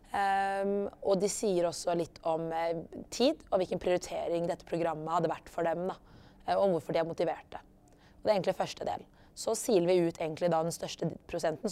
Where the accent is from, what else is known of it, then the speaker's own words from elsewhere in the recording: Oslo, Norway; also born or lived in Lillehammer / South Africa; født og oppvokst i Oslo. Ehm, bakgrunn fra opprinnelse fra Eritrea, men er født på Løkka.